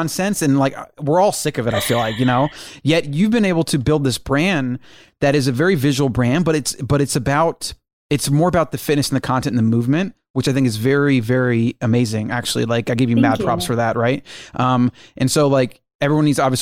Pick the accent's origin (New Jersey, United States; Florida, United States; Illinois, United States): Florida, United States; Southwest; moved away; we both grew up in Southwest Florida, Fort Myers, Naples, Bonita Springs area.